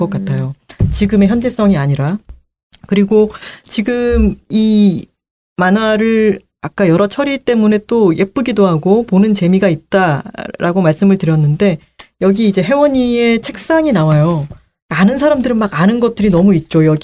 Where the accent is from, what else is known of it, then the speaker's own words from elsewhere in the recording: Busan, South Korea; moved away; 이거 내 고향이네